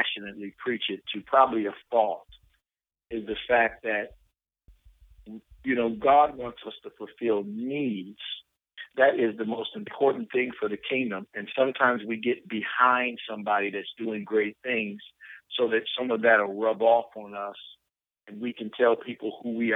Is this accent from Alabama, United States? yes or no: no; Flint, Michigan, United States; I come from Flint